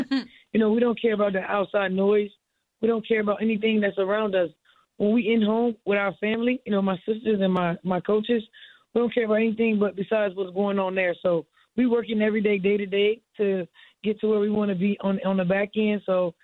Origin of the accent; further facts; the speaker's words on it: Miami, Florida, United States; I'm from Miami